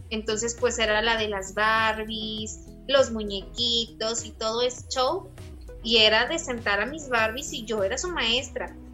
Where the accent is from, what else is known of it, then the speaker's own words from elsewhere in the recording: Saltillo, Coahuila, Mexico; also born or lived in Ramos Arizpe, Coahuila; Originaria de Saltillo, Coahuila. Nací en Ramos, pero pues toda mi vida he radicado aquí en Saltillo.